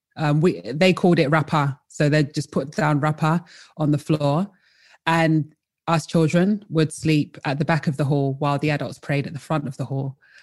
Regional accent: London, United Kingdom; also born or lived in Colchester; I was born in Colchester and raised in London.

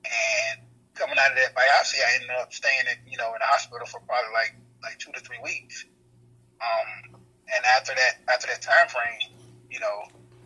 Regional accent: Portsmouth, Virginia, United States; I was born and raised in Portsmouth, Virginia

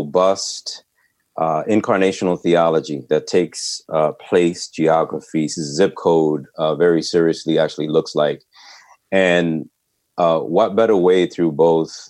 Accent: New York City, New York, United States; also born or lived in East Harlem, New York; We're both native New Yorkers. I'm originally from Manhattan's Lower East Side, but I've been in East Harlem for about the last, 18 years.

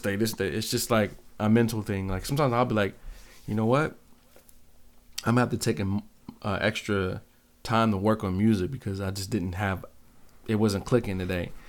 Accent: Seattle, Washington, United States; now in Grand Rapids, United States; growing up in Seattle

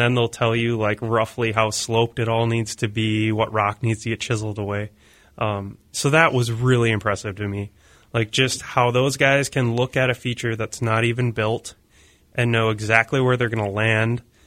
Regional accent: Lake Mills, Wisconsin, United States; moved away; I grew up in Lake Mills, Wisconsin. Now I'm kind of from all over

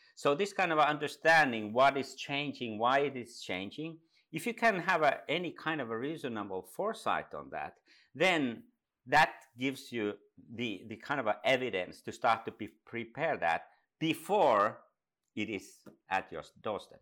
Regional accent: Finland; also born or lived in Dubai; I come from Finland, up in the north

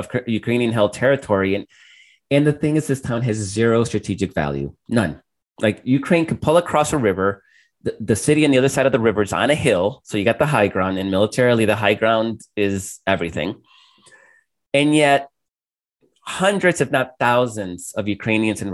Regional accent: El Salvador; moved away; I grew up in El Salvador

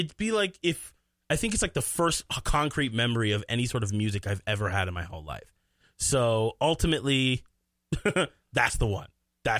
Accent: Rosemount, Minnesota, United States; also born or lived in Bronx, New York; I was born in Bronx, New York, but what I tell people where I'm from is from Rosemont, Minnesota.

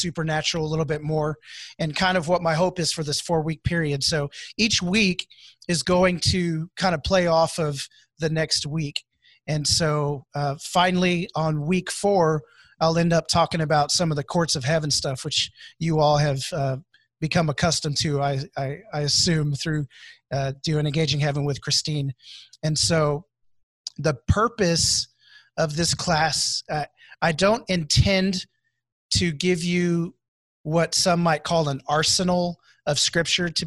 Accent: Houston, Texas, United States; moved away as an adult; now in Wichita, United States; I'm here in Wichita, but I'm originally from Houston, Texas. And so I moved in 2010 to Wichita

